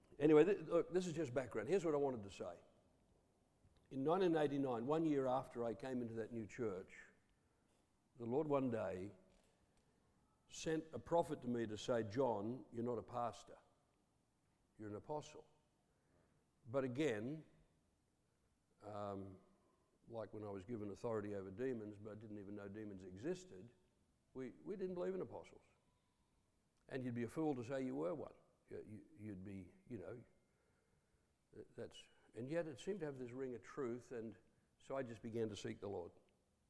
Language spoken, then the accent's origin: English; Coffs Harbour, New South Wales, Australia; also born or lived in Taree / Papua New Guinea; now in Rockhampton, Australia; born in Taree, half my growing up in Coffs Harbour.